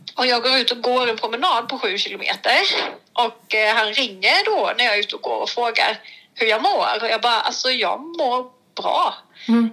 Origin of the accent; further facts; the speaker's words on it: Blekinge, Sweden; also born or lived in Hemsjö / Ryd; jag är faktiskt från Blekinge från början